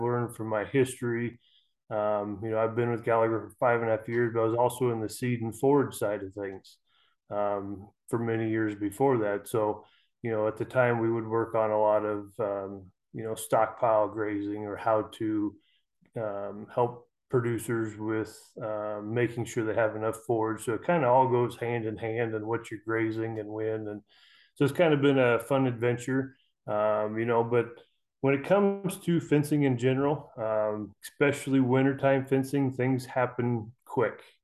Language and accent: English; Custer County, Central Nebraska, United States; I'm from Central Nebraska, uh, Custer County, right in the middle of Nebraska.